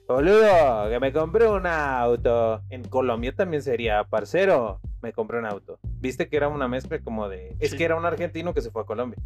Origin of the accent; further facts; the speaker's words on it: Mexico; solamente usamos aquí en México